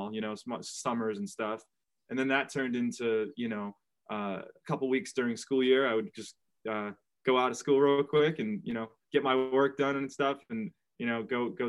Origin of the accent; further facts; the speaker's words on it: New Bedford, Massachusetts, United States; my hometown of New Bedford